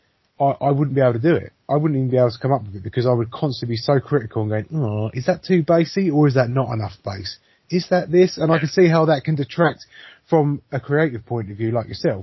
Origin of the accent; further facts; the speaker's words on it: England, United Kingdom; we're silly English people